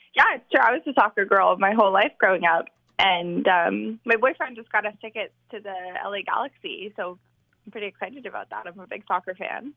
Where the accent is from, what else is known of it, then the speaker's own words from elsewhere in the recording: Ottawa, Ontario, Canada; moved away; also born or lived in Vancouver; I tell people I grew up in Vancouver, but I'm from Ottawa